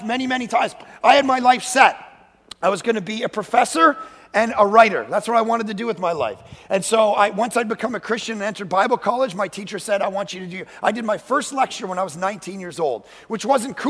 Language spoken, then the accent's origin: English; Toronto, Ontario, Canada; moved away as an adult; now in Vancouver, Canada; I was born and raised in Toronto.